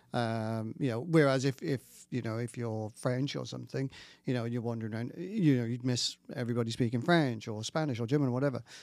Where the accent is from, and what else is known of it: Wales, United Kingdom; moved away as an adult; now in Nova Scotia, Canada